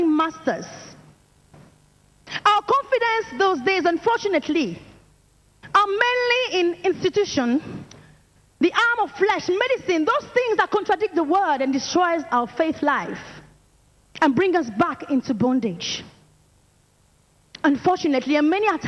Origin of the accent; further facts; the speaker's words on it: France; I'm from France, and I'm an evangelist in training